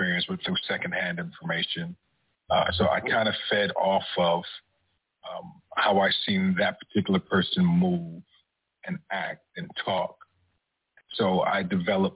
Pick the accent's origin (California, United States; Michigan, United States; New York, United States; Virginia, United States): New York, United States; New York City; moved away as an adult; now in Texas, United States; I'm originally from New York City, been out here in Texas since 2006